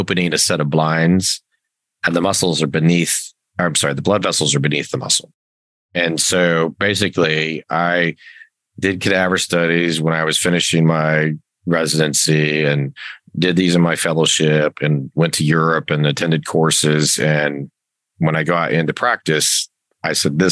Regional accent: Las Vegas, Nevada, United States; born and raised in Las Vegas, and did my medical school between Reno and Las Vegas

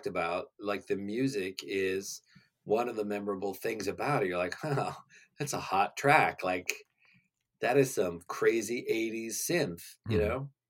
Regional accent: West Virginia, United States; we're from West Virginia

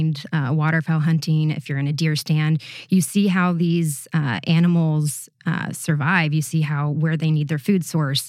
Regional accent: Muncie, Indiana, United States; now in Washington, D.C., United States; I'm originally from Indiana, Muncie, Indiana

